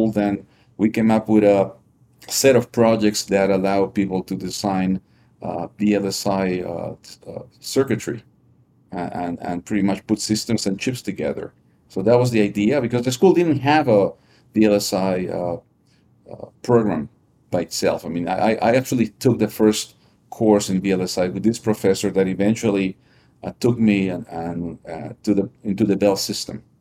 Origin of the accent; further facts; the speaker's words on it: Lima, Peru; moved away as an adult; also born or lived in New York, United States; I, I grew up in uh, Lima, Peru.